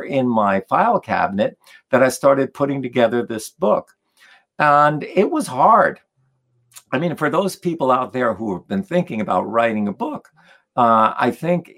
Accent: New Jersey, United States; also born or lived in Poland; a young kid growing up in New Jersey

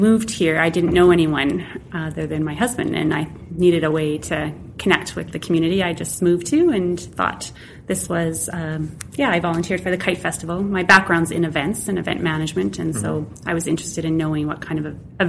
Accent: Manitoba, Canada; also born or lived in Vancouver; now in Swift Current, Canada; I am originally from Manitoba.

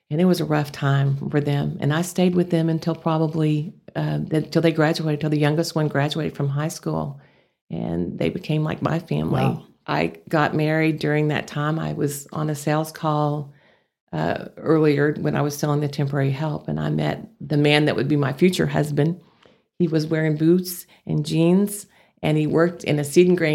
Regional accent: Texas, United States; accent: Texas; where I could lose my Texas accent.

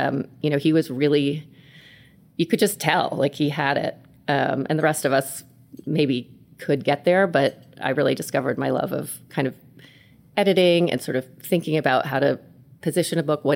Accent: New York City, New York, United States; I was born and raised in New York City, where we are right now.

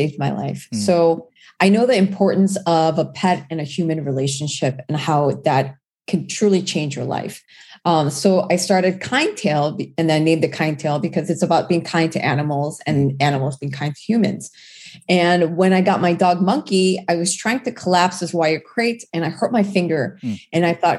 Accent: Orange County, California, United States; also born or lived in South Korea; I'm a Korean immigrant. I immigrated when I was 8 years old and I grew up in Orange County

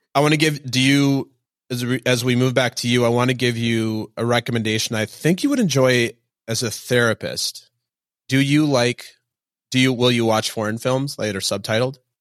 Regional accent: Minnesota, United States; now in New York, United States; I'm from Minnesota. My parents just live in Minneapolis and we live in New York

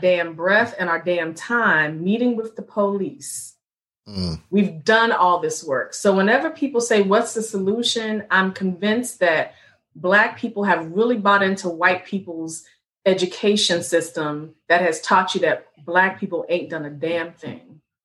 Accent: Richmond, Virginia, United States; moved away as an adult; also born or lived in North Carolina; now in Baltimore, United States; I'm born and raised in the Second Capital Confederacy.

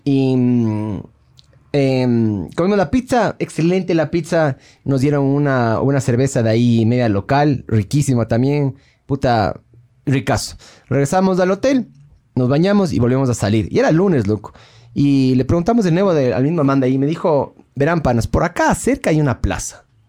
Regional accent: Ecuador; de ecuatoriano

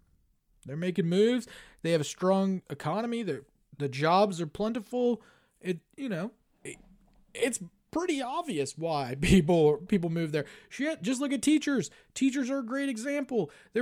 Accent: New York, United States; I am from New York, but somehow West Virginia has always felt like home.

